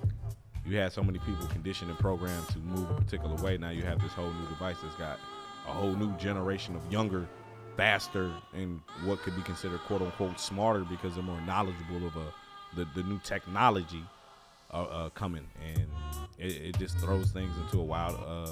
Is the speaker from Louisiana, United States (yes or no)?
yes; Louisiana, United States; I'm straight from Louisiana